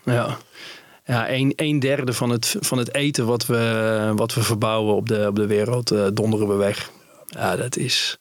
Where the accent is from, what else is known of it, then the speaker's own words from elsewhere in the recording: Netherlands; ik als Nederlander